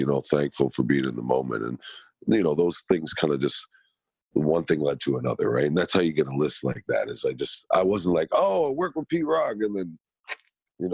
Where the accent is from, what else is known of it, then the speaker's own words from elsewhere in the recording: Toronto, Ontario, Canada; I was born and raised in Scarborough